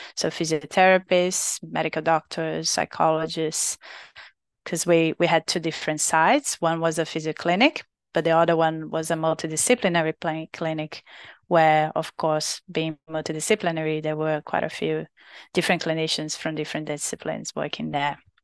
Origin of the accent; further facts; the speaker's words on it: Brazil; English is a second language; moved away as an adult; now in Australia; from Brazil, from my home, country